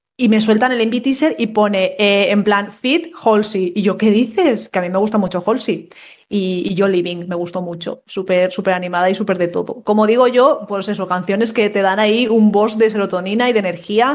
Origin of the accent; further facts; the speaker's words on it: Valencia, Valencian Community, Spain; yo soy de Valencia